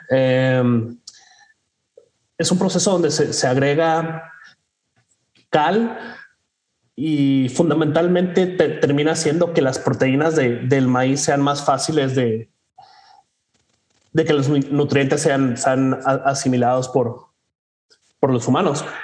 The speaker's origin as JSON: {"language": "Spanish", "country": "Mexico", "said": "que nosotros como mexicanos reconoceremos"}